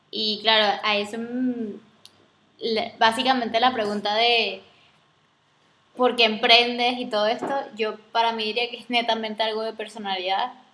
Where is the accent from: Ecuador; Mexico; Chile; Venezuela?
Venezuela; also born or lived in Spain; soy venezolana